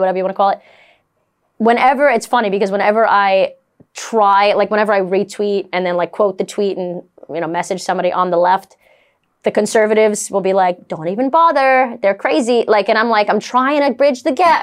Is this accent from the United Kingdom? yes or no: no; New York City, New York, United States; I'm a Brooklyn girl. I'm from New York, I'm Italian